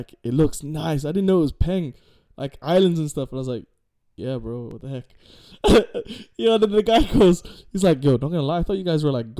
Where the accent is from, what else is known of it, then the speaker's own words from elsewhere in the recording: Manchester, North West England, United Kingdom; also born or lived in Philippines (ancestry) / London; growing up in England